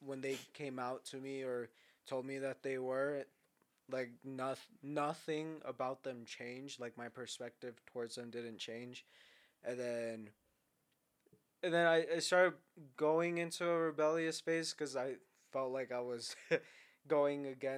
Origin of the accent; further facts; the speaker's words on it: San Antonio, Texas, United States; I grew up in San Antonio